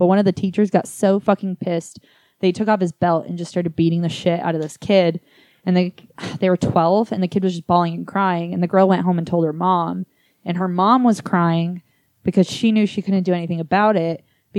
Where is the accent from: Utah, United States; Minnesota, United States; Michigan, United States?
Utah, United States; I'm from Utah and we don't like to say a lot of words.